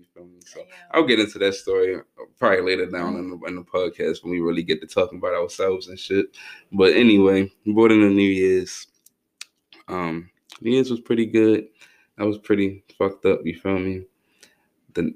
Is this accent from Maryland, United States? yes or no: yes; Baltimore, Maryland, United States; I'm from Baltimore.